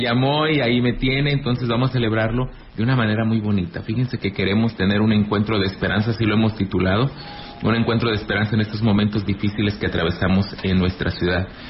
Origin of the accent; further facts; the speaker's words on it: Ejido Laguna del Mante, near Ciudad Valles, San Luis Potosí, Mexico; Yo soy de Elegido Laguna del Mante, aquí cerquita del municipio de Ciudad Valles